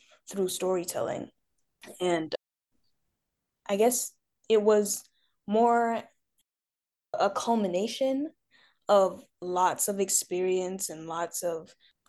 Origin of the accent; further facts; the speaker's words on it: Madison, Wisconsin, United States; I was born and raised in Madison, but my parents are both immigrants from Guinea who moved to Madison from New York in 2003